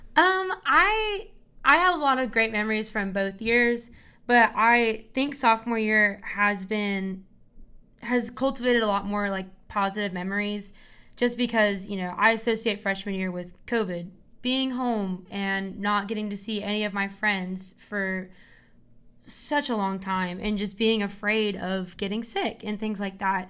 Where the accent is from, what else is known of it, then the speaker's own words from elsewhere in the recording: Knoxville, Tennessee, United States; I'm from Knoxville, and I've lived here my whole life